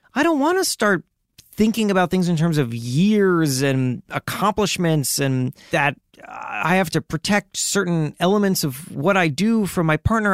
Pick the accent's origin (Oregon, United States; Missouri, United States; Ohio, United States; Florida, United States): Florida, United States; Miami; I grew up in Miami